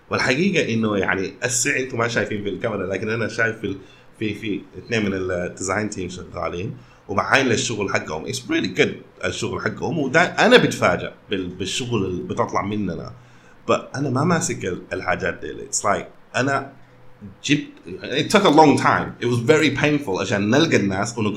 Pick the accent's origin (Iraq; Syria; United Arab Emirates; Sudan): Sudan; ما عندنا نقول اكثر منكم لكن انا سوداني